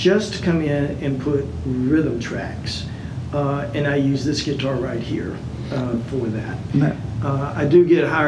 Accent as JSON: {"language": "English", "town": "Lynchburg", "region": "Virginia", "country": "United States", "tie": "born or raised there", "moved": "as an adult", "lives_now": "Charlotte, United States", "said": "I grew up in Lynchburg, Virginia. And I lived there until I was about 18 or 19"}